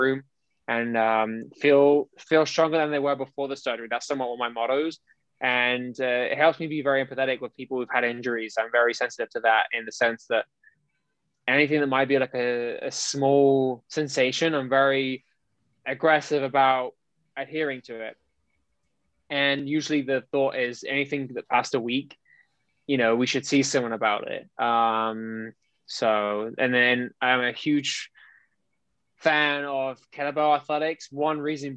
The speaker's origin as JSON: {"language": "English", "country": "United Kingdom", "tie": "born or raised there", "moved": "as an adult", "lives_now": "United States", "said": "I am born and bred in Europe, more specifically in the United Kingdom"}